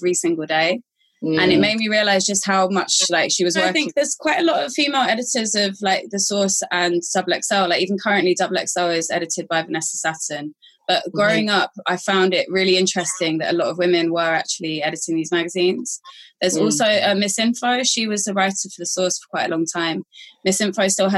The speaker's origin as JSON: {"language": "English", "region": "London", "country": "United Kingdom", "tie": "born or raised there", "also_born_or_lived": "Islington / Hornsey", "accent": "Cockney", "said": "I'm a Cockney because I was born within the sound of the Bow Bells. I was born in Homerton Hospital, East London"}